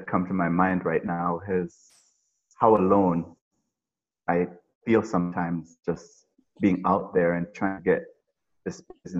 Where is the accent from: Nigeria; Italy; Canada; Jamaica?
Jamaica; I grew up in the country. We had basically nothing. And where did you grow up? In the country of Jamaica. Okay. In the countryside of Jamaica. So no running water, no electricity, no TVs, nothing like that.